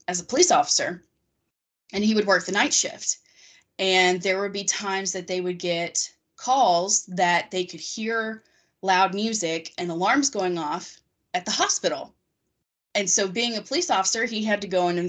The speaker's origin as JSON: {"language": "English", "town": "Harrodsburg", "region": "Kentucky", "country": "United States", "tie": "born or raised there", "moved": "yes", "said": "my hometown has a lot of kind of creepy stories like that because it was the first settlement in Kentucky and the first settlement west of the Allegheny Mountains"}